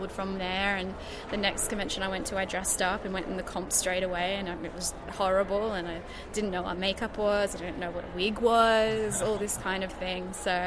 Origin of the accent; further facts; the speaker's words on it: Gold Coast, Queensland, Australia; I am from the Gold Coast in sunny Queensland.